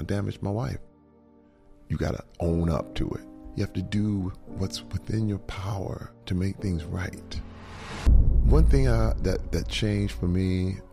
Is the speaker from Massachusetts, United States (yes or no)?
no; Flint, Michigan, United States; I was raised in Flint, Michigan